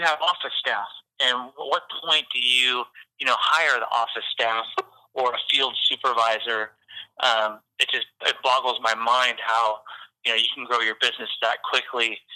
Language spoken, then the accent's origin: English; Port Orchard, Washington, United States; now in Napa, United States; I grew up in Port Orchard